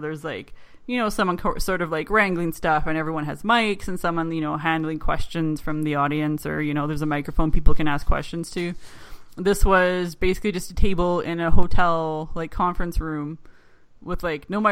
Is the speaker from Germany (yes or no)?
no; Canada; I'm Canadian